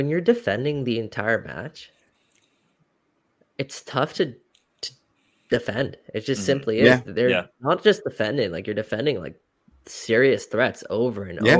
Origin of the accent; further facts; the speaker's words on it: Canada; And I think we're Canadian soccer fans, and we can kind of forget about that a little bit because of the rise of the game here in MLS.